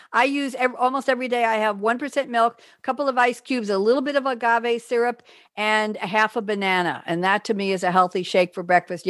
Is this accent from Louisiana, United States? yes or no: no; Queens, New York, United States; I was born in Queens. Nice Jewish girl in a nice Catholic hospital with a cross over my mother's bed.